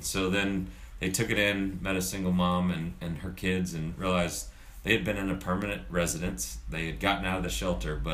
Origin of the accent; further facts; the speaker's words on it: Charlotte, North Carolina, United States; also born or lived in Dallas, Texas; I grew up in Charlotte